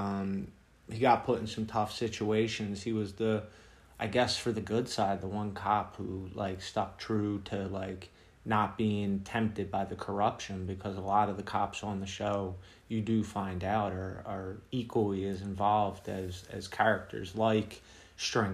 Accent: Philadelphia, Pennsylvania, United States; growing up in Philly, not far from, you know, from Baltimore

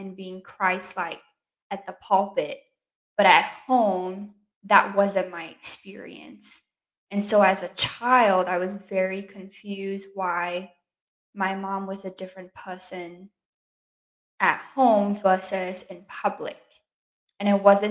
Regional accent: Singapore; now in United States; I grew up in Singapore

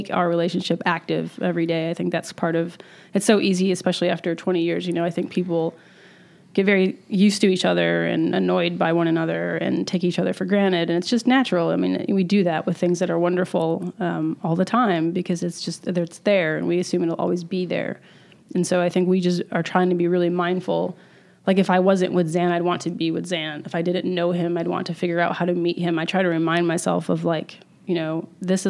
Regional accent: central New York, United States; moved away; I grew up in like central New York

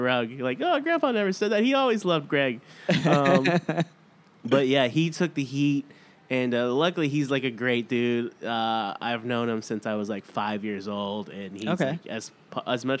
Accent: United States; I was born here in America.

